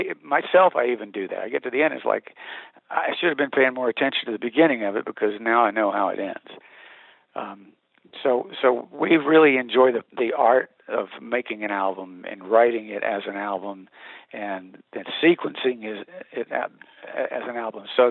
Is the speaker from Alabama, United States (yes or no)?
yes; Montgomery, Alabama, United States; now in Nashville, United States; I'm born and raised in Montgomery, Alabama